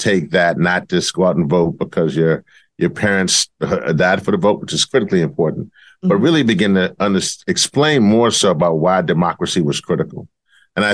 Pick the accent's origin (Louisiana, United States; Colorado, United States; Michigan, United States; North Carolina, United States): Louisiana, United States; my home state of Louisiana